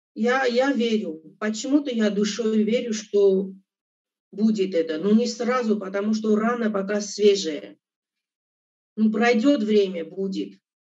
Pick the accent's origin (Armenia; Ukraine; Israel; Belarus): Armenia; Abovyan, Kotayk; moved away; also born or lived in Russia; Я родилась в Армении, город Абовян, Кутайская область